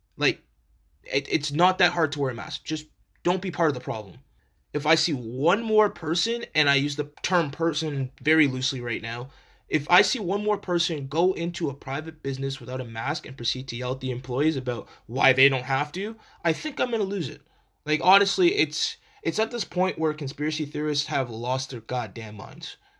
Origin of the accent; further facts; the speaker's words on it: Canada; as Canadian citizens